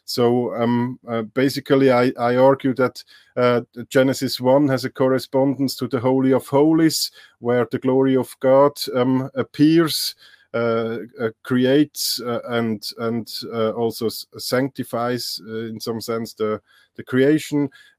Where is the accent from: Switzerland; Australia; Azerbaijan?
Switzerland; also born or lived in Leuven, Belgium; I'm from Switzerland. I did some studies in German language and literature, I think on a bachelor level.